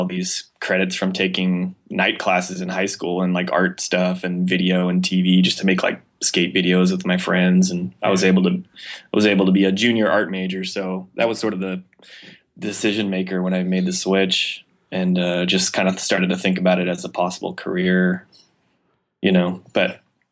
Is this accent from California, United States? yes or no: yes; San Jose, California, United States; also born or lived in Miami; now in San Francisco, United States; I grew up in San Jose in the South Bay.